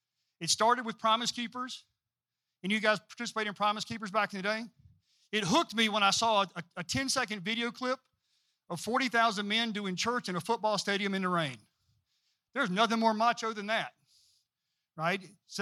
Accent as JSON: {"language": "English", "town": "Greenville", "region": "South Carolina", "country": "United States", "tie": "born or raised there", "also_born_or_lived": "Arlington Heights, Illinois / Walterboro, South Carolina"}